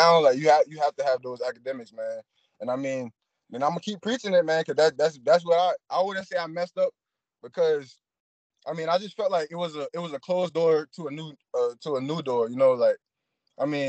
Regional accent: Beaufort, South Carolina, United States; moved away as an adult; also born or lived in Spartanburg, South Carolina / Dodge City, Kansas; I'm actually from Beaufort, South Carolina

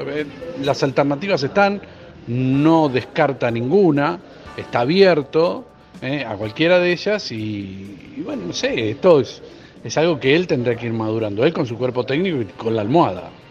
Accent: Argentina; Nosotros como únicos argentinos

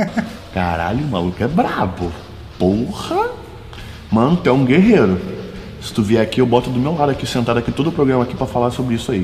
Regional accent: Espírito Santo, Brazil; eu sou do Espírito Santo

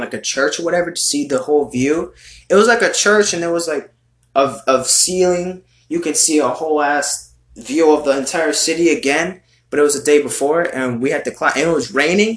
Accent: United States; I'm a fucking American boy over here I'm just an American Hispanic, American Latino in your country here

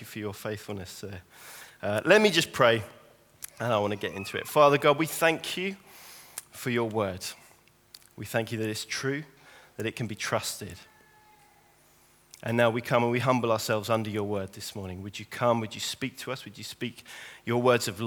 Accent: St Albans, East of England, United Kingdom; moved away; I'm from St. Albans, born and raised in St. Albans

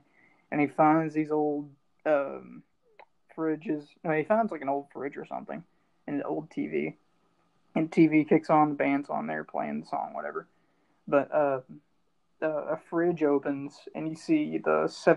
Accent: Kentucky, United States; moved away; I'm from Kentucky, so it's all bluegrass stuff there

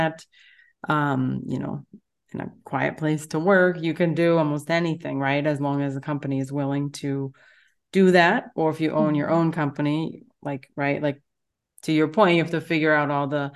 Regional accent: United States; moved away as an adult; now in Europe; living in Europe and being American

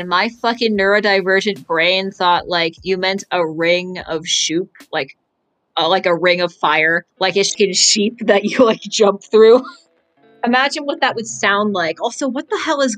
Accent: Canada; I'm Canadian.

